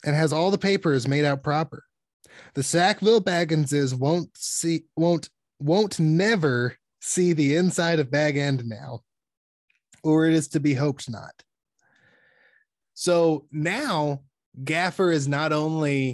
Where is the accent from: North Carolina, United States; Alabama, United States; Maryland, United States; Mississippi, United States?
Alabama, United States; moved away as an adult; now in California, United States; from Alabama in the South, where I'm from, we would say stuff like bless his heart